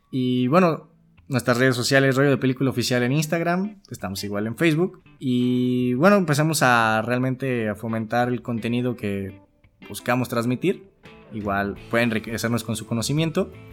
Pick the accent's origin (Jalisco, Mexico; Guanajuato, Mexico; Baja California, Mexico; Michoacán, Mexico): Michoacán, Mexico; near La Piedad; moved away; una ciudad que está cerca de mi pueblito natal que se llama La Piedra, Michoacán